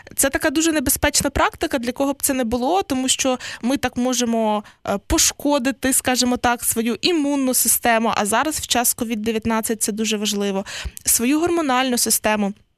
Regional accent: Western Ukraine, Ukraine; на Західній Україні, так точно, звідки я родом

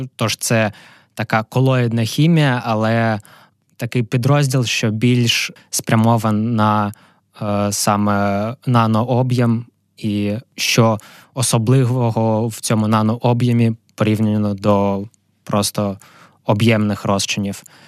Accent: Kharkiv, Kharkiv Oblast, Ukraine; moved away as an adult; also born or lived in Amsterdam; сам я з Харкова, там я народився, там я вчився в школі.

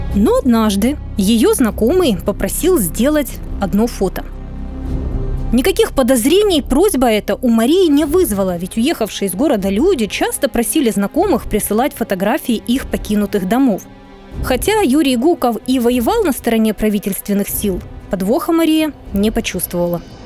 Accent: Luhansk, Luhansk Oblast, Ukraine; now in Kyiv, Ukraine

